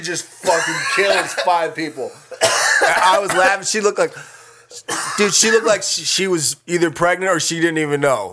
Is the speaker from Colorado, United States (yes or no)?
yes; Colorado, United States; moved away as an adult; also born or lived in Las Vegas; now in Los Angeles, United States; I grew up in Colorado.